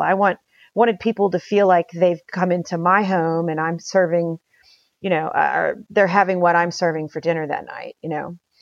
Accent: Houston, Texas, United States; also born or lived in Utopia, Texas / Paris, France; I grew up in Houston, but my folks bought our property out in Utopia in nineteen seventy-two.

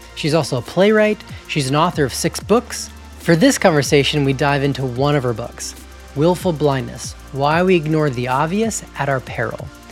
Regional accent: Georgia, United States; moved away as an adult; also born or lived in Montana, United States; now in Canada; I grew up in Georgia

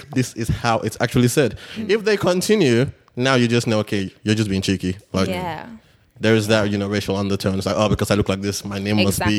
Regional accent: Nigeria; moved away; also born or lived in Canberra, Australia; as Nigerians, English is our official language.

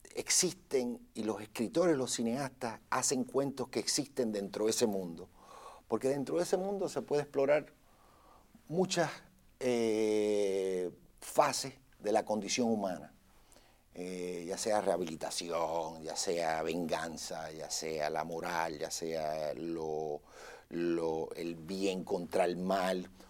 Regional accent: Puerto Rico; now in Los Angeles, United States; yo soy nacido en Puerto Rico, mi pasaporte dice Puerto Rico, USA. Pero yo vivo en Los Ángeles, en California

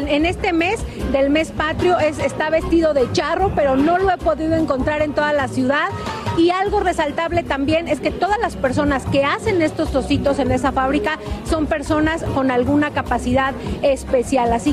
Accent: Chile; También conozco al doctor Simi, yo soy de Chile y en Chile también está...

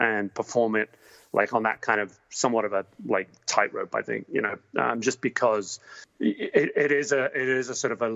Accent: England, United Kingdom; now in United States; I grew up in England

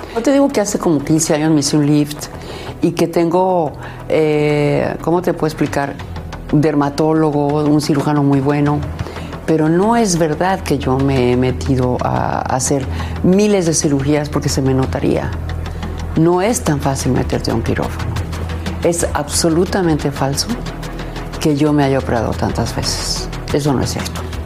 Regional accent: León, Guanajuato, Mexico; soy de León, Guanajuato

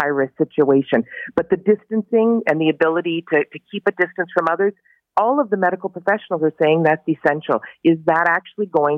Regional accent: Barrie, Ontario, Canada; I'm from Barrie, Simcoe County

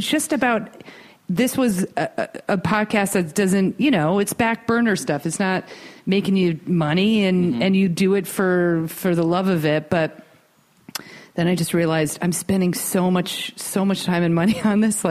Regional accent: East Coast, United States; now in Los Angeles, United States; we're from the East Coast

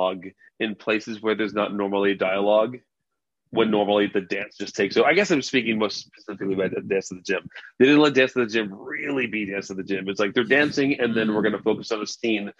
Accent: Texas, United States; I'm broadcasting from Texas, you know, where I grew up

